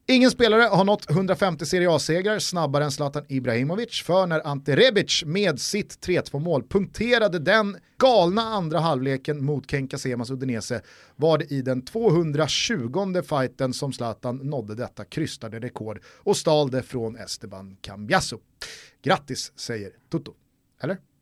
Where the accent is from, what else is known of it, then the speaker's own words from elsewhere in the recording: Sweden; som svenskar